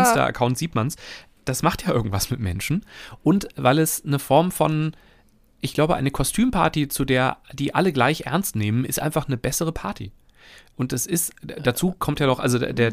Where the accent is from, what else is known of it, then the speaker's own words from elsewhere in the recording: Hesse, Germany; now in Cologne, Germany; als Hesse